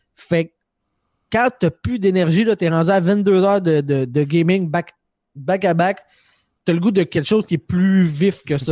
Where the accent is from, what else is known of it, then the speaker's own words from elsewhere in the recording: Quebec, Canada; je suis du Québec.